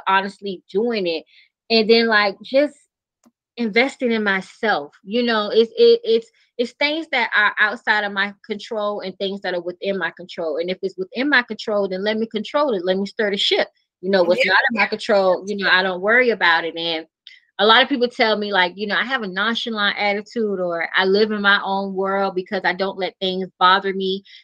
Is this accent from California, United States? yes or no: no; Savannah, Georgia, United States; moved away as an adult; also born or lived in Atlanta, Georgia; I move back to my hometown, Savannah